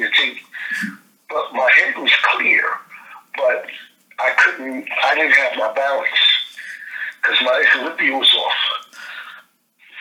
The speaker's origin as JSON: {"language": "English", "town": "New York City", "region": "New York", "country": "United States", "tie": "born or raised there", "said": "I was born in New York City, the Bronx, New York."}